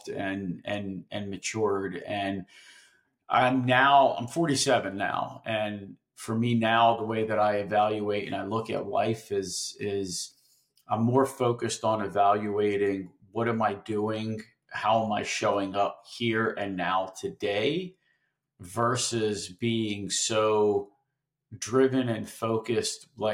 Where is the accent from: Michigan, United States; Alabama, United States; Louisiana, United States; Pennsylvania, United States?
Pennsylvania, United States; Philadelphia; I grew up in Philadelphia and I went to South Philadelphia High School